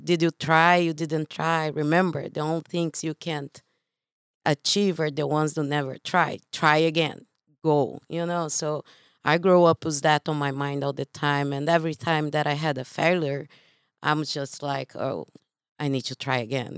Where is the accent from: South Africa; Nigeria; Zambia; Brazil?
Brazil; English is a second language; moved away as an adult; now in United States; I am from Brazil